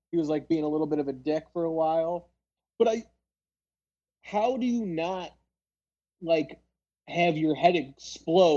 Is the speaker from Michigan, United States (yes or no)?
no; Palatine, Illinois, United States; I grew up in Palatine, Illinois